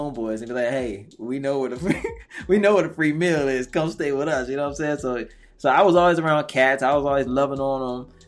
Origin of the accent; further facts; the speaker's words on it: Georgia, United States; I was from Georgia